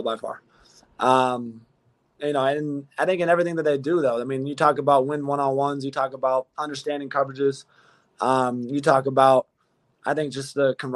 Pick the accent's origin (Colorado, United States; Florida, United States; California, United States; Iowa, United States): California, United States; I'm from Cali